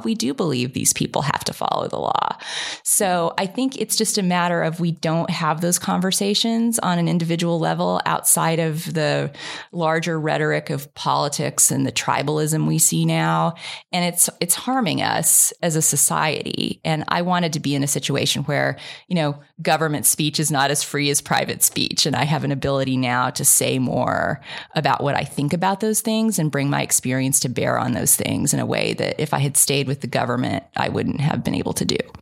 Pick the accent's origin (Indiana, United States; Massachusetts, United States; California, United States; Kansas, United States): Kansas, United States; moved away; I grew up in Kansas